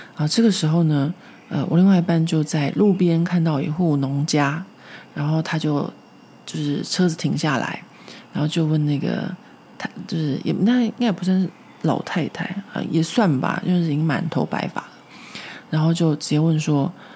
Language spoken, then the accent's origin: Chinese; Taipei, Taiwan; now in Paris, France; 因为我住在松烟这边，松烟这边就有很多的树。 所以我从小在这边长大